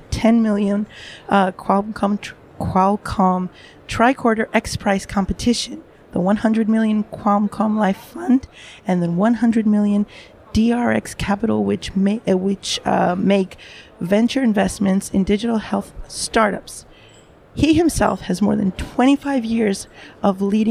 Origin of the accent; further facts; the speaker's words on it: New York City, New York, United States; now in Europe; I'm stationed now, working primarily in Europe, although I'm from the Bronx myself in the U.S.